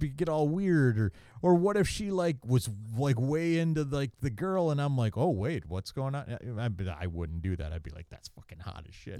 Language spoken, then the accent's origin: English; Maryland, United States; I grew up in Maryland